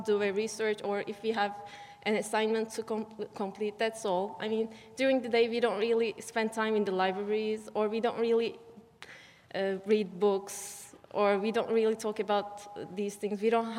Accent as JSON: {"language": "English", "country": "Turkey", "moved": "as an adult", "lives_now": "United States", "said": "as a student, actually, in Turkey"}